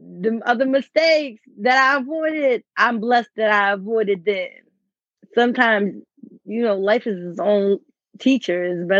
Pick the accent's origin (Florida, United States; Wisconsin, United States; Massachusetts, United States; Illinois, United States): Florida, United States; Wildwood; Right. Let y'all know I'm from Wildwood, Florida. That's where my people's from.